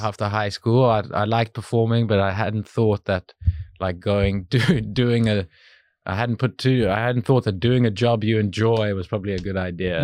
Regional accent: Cape Town, Western Cape, South Africa; born or raised there; moved away

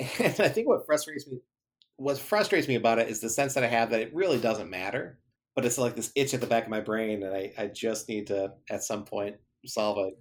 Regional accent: Michigan, United States; also born or lived in Grand Rapids, Michigan; I live in Grand Rapids, Michigan, born and raised in Michigan, and, uh, moved a little bit all over the state

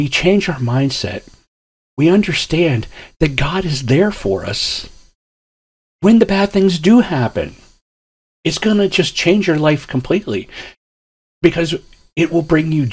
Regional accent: Ashtabula, Ohio, United States; I grew up in Ashtabula, Ohio, up on Lake Erie, in the very top northeast corner of Ohio

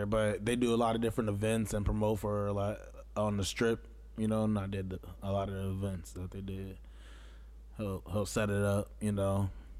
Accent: United States; also born or lived in Rockford, Illinois / Dubuque, Iowa / Las Vegas, Nevada; I was born in Rockford and raised in Aquas City, Downport, East Moline area, Silvers area.

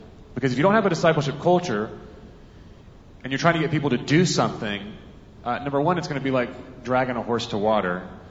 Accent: Alabama, United States; I'm from Alabama

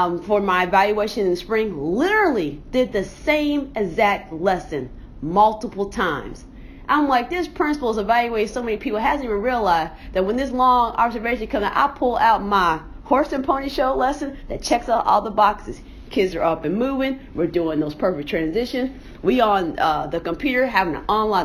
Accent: Indianapolis, Indiana, United States; I'm from Indianapolis

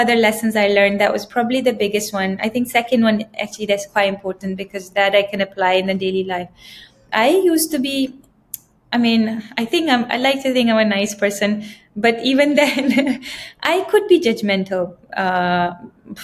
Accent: Pakistan; now in Dubai, United Arab Emirates; I think we are from Pakistan

